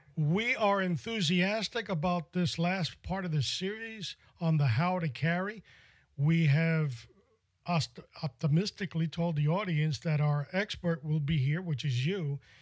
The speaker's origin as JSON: {"language": "English", "town": "New York City", "region": "New York", "country": "United States", "tie": "born or raised there", "said": "I must have been 12 or 13 years old, growing up in New York City"}